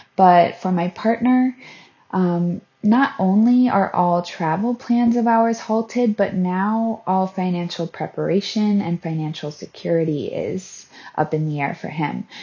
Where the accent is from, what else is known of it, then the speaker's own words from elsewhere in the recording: Florida, United States; moved away as an adult; I'm from Florida in the U S